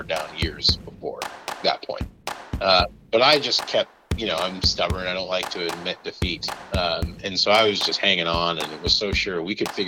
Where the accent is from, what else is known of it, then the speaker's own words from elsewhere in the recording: Minneapolis, Minnesota, United States; also born or lived in Indiana / St. Paul; I moved to Minneapolis when I was 8